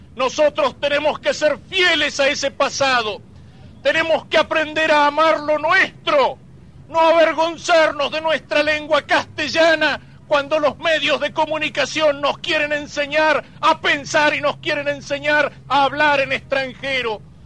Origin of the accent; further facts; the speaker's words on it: Argentina; somos argentinos